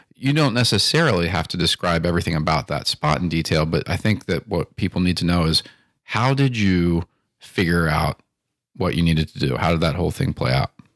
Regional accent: Timonium, Maryland, United States; I grew up in Timoni and Maryland

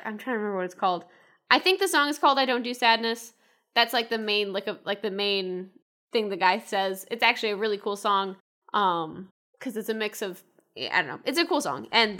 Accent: Rhode Island, United States; Well, I grew up in Rhode Island. There's only so much to do there.

